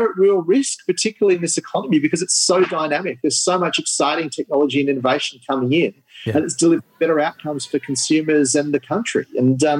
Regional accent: Sydney, New South Wales, Australia; I grew up in Sydney's northern suburbs

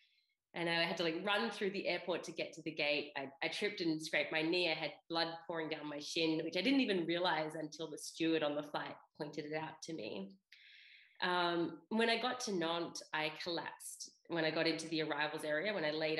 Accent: Australia; moved away as an adult; also born or lived in Europe; I grew up in Australia.

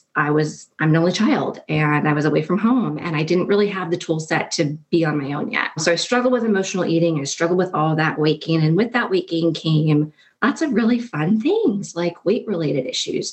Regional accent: New Jersey, United States; moved away as an adult; also born or lived in Washington, D.C.; My husband and I grew up in New Jersey and we were high school sweethearts.

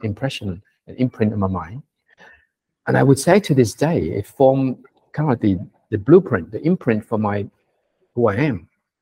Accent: Sydney, New South Wales, Australia; English is a second language; when I went to on my first day at school in Sydney, in Australia, at Kapamata West Primary School, I remember I didn't speak a word of English, literally, not even hello

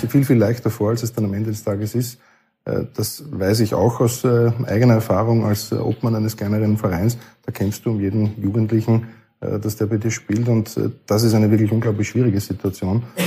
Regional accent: Burgenland, Austria; bei der Akademie bei uns im Burgenland

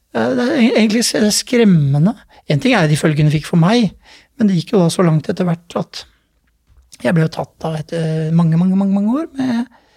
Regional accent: Oslo, Norway; Jeg vokste opp i Groruddalen, på Stovner.

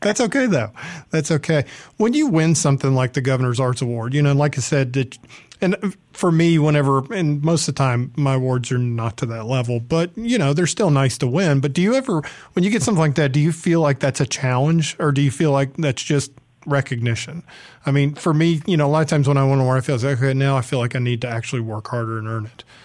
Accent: Atlanta, Georgia, United States; also born or lived in San Diego; now in Oxford, United States; I'm from Atlanta

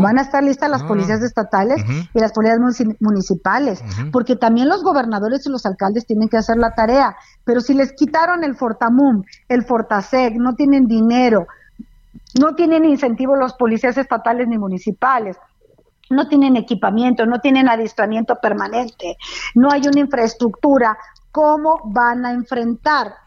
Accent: Durango, Mexico; Yo soy de Durango

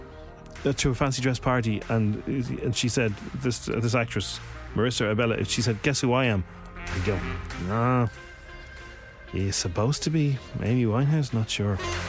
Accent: Ireland; being Irish

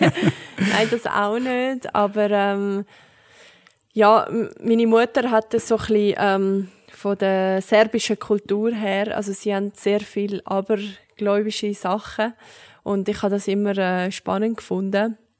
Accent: Zurich, Switzerland; ich bin in Zürich aufgewachsen

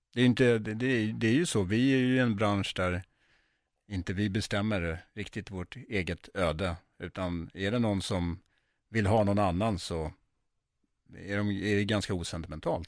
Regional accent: Sweden; jag är ju uppvuxen i Sverige

